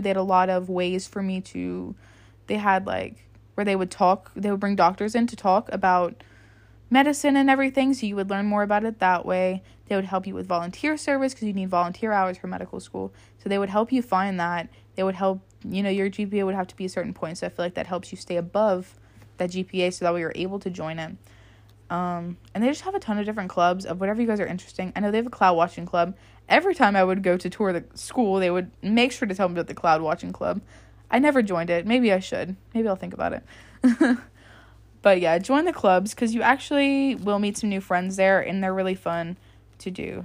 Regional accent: United States; moved away as an adult; now in Baton Rouge, United States; I moved to a different city that was about a hundred miles or so away from my hometown. And I lived in a very, very small hometown.

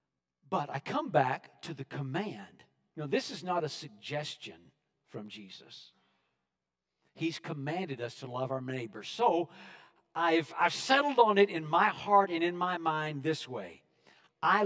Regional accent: West Texas, United States; I was raised in West Texas, out there where the trees don't get in the way of the scenery

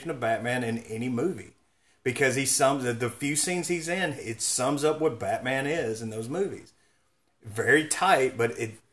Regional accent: North Alabama, United States; I grew up in North Alabama

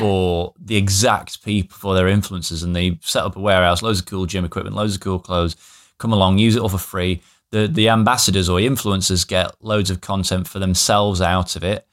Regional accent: the north of England, United Kingdom; here in, in my hometown, which is a tiny town in the north of England

